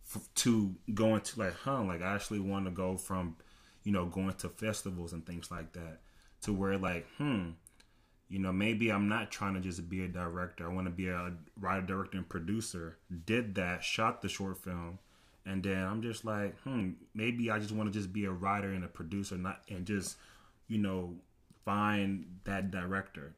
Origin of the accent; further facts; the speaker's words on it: Rowlett, Texas, United States; many people know me, um, just from Rowlett. I graduated in, in twenty fifteen